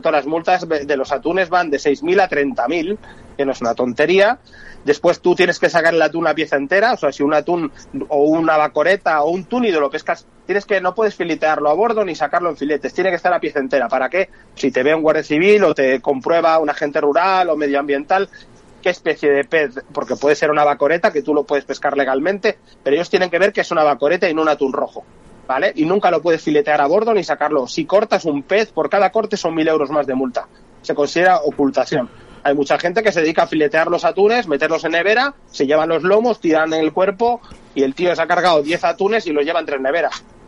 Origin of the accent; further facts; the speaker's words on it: Galicia, Spain; yo soy gallego, vengo de pescador de trucha